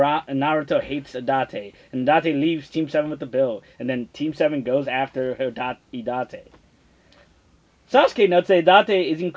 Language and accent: English; New York City, New York, United States; I grew up in the Bronx.